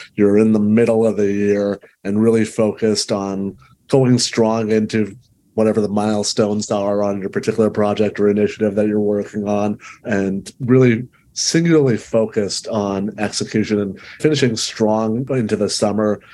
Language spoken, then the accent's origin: English; Canada; I'm Canadian